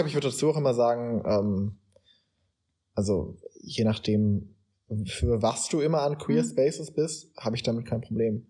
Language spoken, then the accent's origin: German; Germany; wir als Deutsche